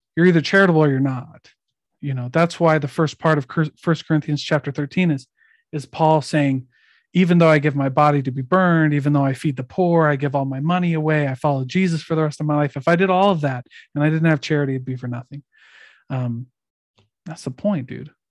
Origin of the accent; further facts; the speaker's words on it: Iowa, United States; I'm from Iowa